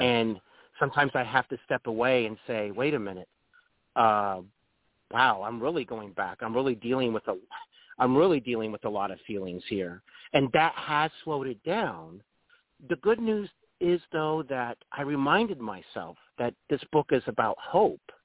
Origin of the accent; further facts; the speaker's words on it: Dayton, Ohio, United States; also born or lived in North Carolina; now in Cincinnati, United States; I'm really from Dayton, Ohio.